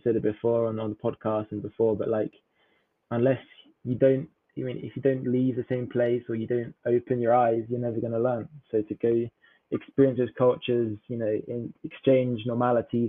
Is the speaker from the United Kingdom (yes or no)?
yes; England, United Kingdom; from England